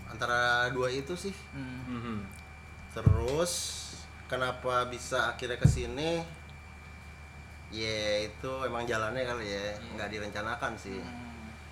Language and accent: Indonesian; Bali, Indonesia; now in Jakarta, Indonesia; gua dari Bali sih sebenarnya.